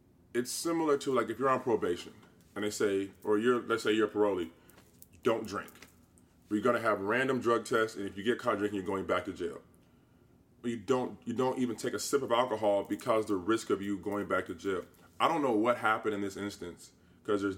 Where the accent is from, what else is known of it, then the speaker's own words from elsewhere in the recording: Indiana, United States; stay in my hometown